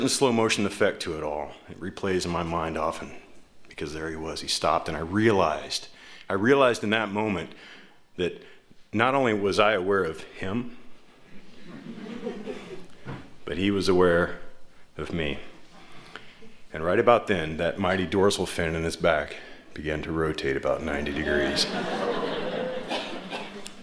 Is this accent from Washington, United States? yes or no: yes; Tacoma, Washington, United States; my hometown, Tacoma